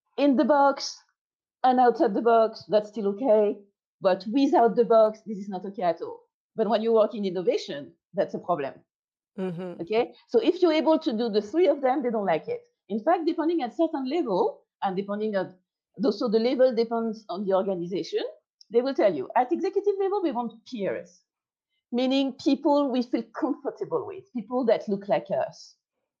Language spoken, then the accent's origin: English; France; I'm French